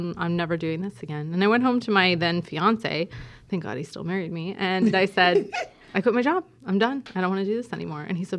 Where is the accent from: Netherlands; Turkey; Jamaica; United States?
Jamaica; We moved a lot growing up, and I did grow up in Jamaica. So that's why I was introduced as the Jamaican in the house. I went to high school there all of the formative years.